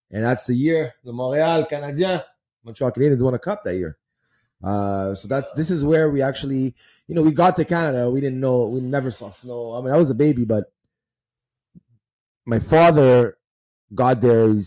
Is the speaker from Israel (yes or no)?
yes; Israel; born there; I was born in Israel, um, 1982, and uh, that's the year there was the war of Lebanon.